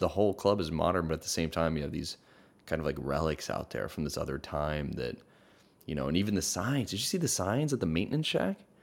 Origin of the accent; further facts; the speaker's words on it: Hawaii, United States; now in Los Angeles, United States; I grew up in Hawaii and now I live in L